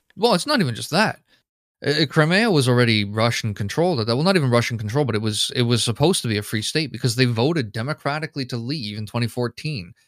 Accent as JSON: {"language": "English", "country": "Canada", "said": "me being a Canadian citizen"}